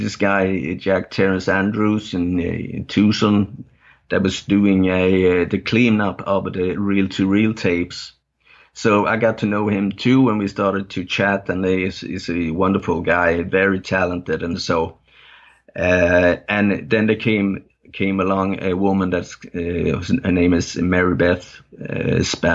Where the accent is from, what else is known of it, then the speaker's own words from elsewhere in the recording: north of Gothenburg archipelago, Västra Götaland, Sweden; first language Danish; English is a second language; also born or lived in Copenhagen, Denmark; now in southern Sweden; when I was a little kid, we moved from Denmark, from Copenhagen, and up north of Gothenburg in the archipelago up there.